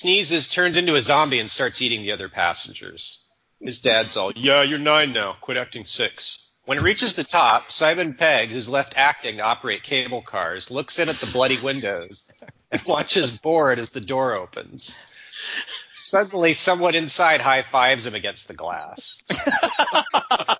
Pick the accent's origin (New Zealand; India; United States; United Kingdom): United States; now in Germany; I'm American